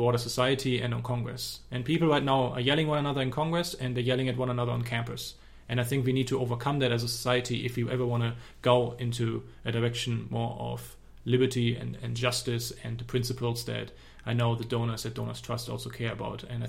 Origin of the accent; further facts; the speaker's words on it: Germany; accent: German; I don't have a Texan accent. My accent is from Germany